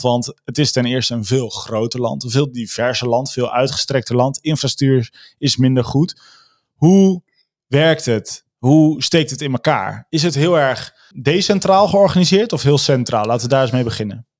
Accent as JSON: {"language": "Dutch", "area": "Veluwe", "region": "Gelderland", "country": "Netherlands", "said": "ik kom van de Veluwe"}